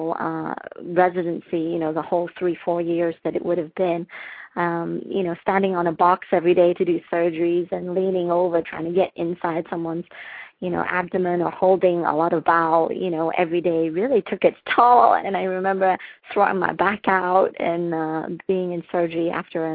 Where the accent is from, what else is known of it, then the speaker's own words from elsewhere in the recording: Liverpool, North West England, United Kingdom; moved away as an adult; now in Michigan, United States; I was born in Liverpool, the home of …